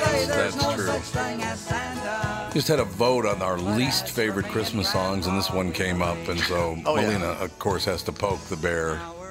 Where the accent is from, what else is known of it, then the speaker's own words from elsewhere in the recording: United States; I'm American.